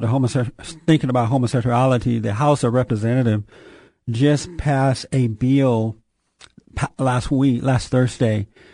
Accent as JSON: {"language": "English", "region": "Alabama", "country": "United States", "tie": "born or raised there", "moved": "yes", "said": "I grew up down in Alabama on a plantation."}